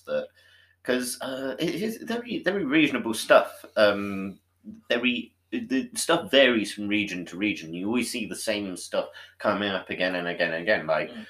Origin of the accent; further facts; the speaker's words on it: Devon, South West England, United Kingdom; I grew up in a little village in Devon.